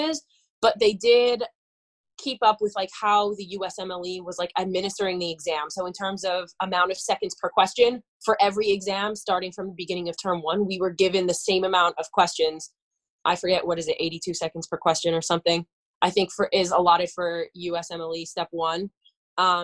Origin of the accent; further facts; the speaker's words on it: Northeastern Pennsylvania, United States; moved away; also born or lived in Philadelphia; I'm originally from Northeastern Pennsylvania